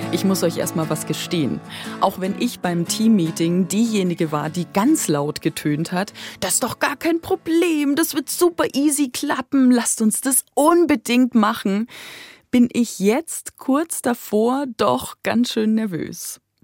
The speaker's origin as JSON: {"language": "German", "town": "Weiden", "region": "Bavaria", "country": "Germany", "tie": "born or raised there", "also_born_or_lived": "Regensburg area / Deggendorf", "moved": "as an adult", "lives_now": "Munich, Germany", "said": "Ich bin aufgewachsen in Weiden in der Oberpfalz"}